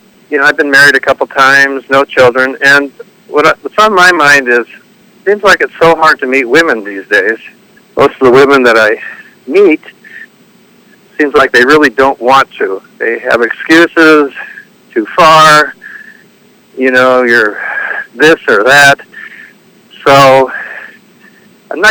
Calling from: Whittier, California, United States; I'm calling from a city called Whittier, which is 20 miles east of downtown L.A.

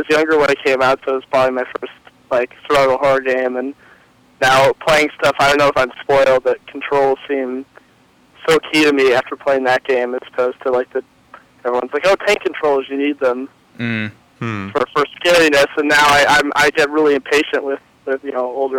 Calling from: Massachusetts, United States; from Massachusetts.

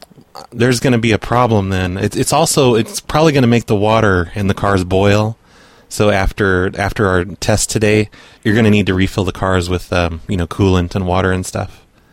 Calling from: New York, United States; I'm calling from New York.

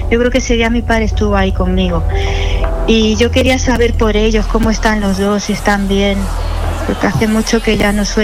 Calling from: Sant Joan Despí, Catalonia, Spain; Sí, pues yo llamo de Barcelona, de San Joan de Espí.

